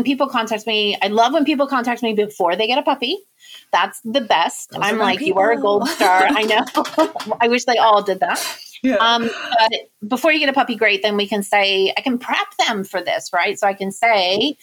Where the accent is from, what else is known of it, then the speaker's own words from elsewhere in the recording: United Kingdom; I am a British citizen, dual citizenship